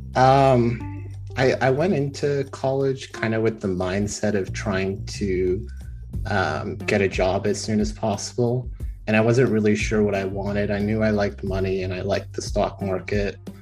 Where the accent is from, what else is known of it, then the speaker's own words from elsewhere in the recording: Texas, United States; I'm from the great state of Texas